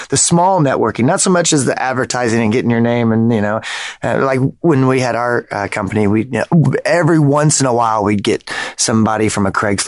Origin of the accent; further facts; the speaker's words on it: Tulsa, Oklahoma, United States; moved away; I grew up in Tulsa, Oklahoma, which is also small.